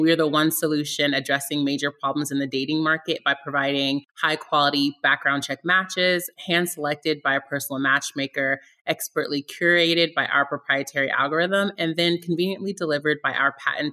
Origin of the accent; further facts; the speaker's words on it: Virginia, United States; also born or lived in Germany; So I was born in Germany and I lived all over the US. I'm the youngest of three from very, very humble beginnings. We settled in Virginia when I was about 12, and I went to high sch